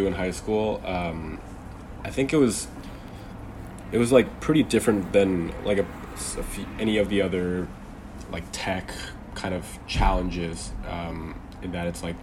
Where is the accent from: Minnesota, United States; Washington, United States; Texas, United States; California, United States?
California, United States; Bay Area; I'm from the Bay Area in California, so there's a pretty big emphasis on tech.